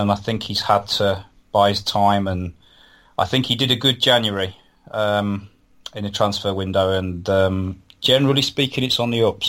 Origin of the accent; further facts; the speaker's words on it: Burbage, East Midlands, United Kingdom; he lived in Burbage, where I'm from.